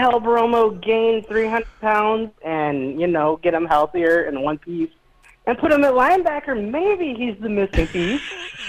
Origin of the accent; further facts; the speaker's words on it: Austin, Texas, United States; That's my hometown.